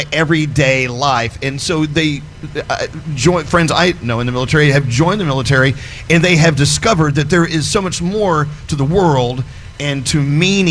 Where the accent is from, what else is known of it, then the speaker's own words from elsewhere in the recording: the South, United States; I'm from the South